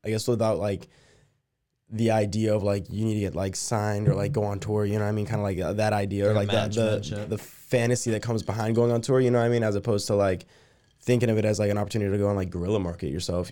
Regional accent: Las Vegas, Nevada, United States; moved away as an adult; now in California, United States; Las Vegas, Nevada, born and raised. 19 years.

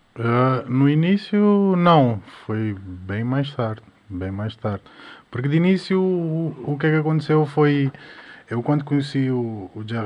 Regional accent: Mindelo, São Vicente, Cape Verde; now in Portugal; Em Cabo Verde, pronto, desde criança és acostumado a ouvir reggae

